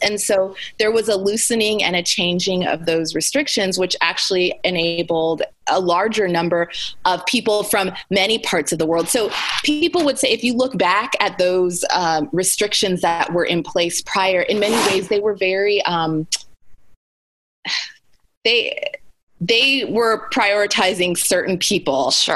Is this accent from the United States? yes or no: yes; Anchorage, Alaska, United States; moved away as an adult; also born or lived in Cape Town, South Africa; now in Charlotte, United States; I was born and raised in Anchorage, Alaska. So I spent the first 18 years of my life, almost 18 years of my life before I went to college, living and growing up in Anchorage, Alaska.